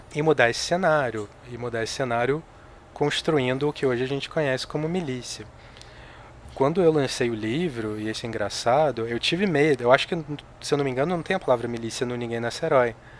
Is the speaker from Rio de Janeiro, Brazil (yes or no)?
yes; Rio de Janeiro, Brazil; moved away as an adult; now in São Paulo, Brazil; Eu sou carioca. Eu morei no Rio de Janeiro até os 29 anos de idade.